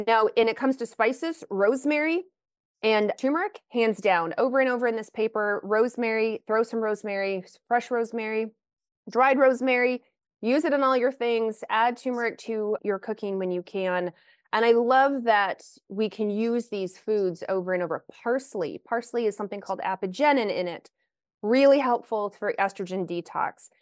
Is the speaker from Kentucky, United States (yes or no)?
yes; Lexington, Kentucky, United States; moved away as an adult; also born or lived in Pacific Northwest; I grew up in the South, though I grew up in Lexington, Kentucky